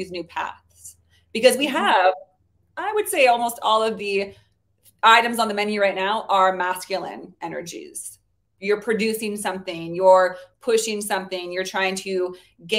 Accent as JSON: {"language": "English", "area": "Bay Area", "region": "California", "country": "United States", "also_born_or_lived": "New Orleans", "said": "I'm from the Bay Area, California"}